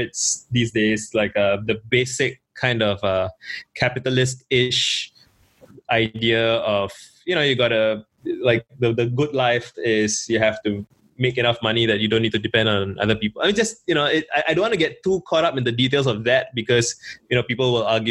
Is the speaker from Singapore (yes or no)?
yes; Singapore; I grew up in Singapore